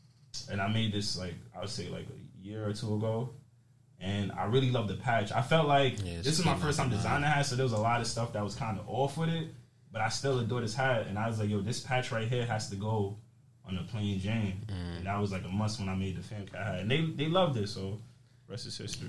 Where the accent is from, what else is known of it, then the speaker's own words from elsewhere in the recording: Jamaica; So I'm Jamaican, you feel me? My family, like, I'm born in Jamaica.